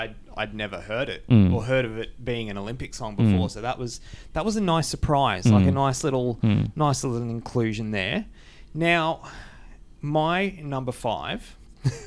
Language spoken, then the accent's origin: English; Australia; as an Australian